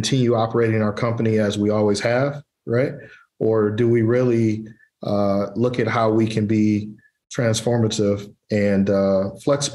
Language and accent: English; Pontiac, Michigan, United States; I was born and raised in Pontiac, Michigan